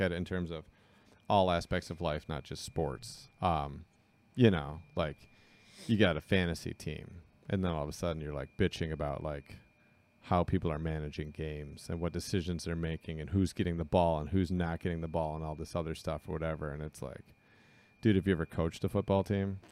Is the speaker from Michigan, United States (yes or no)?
yes; Southeast Michigan, United States; we're from Southeast Michigan.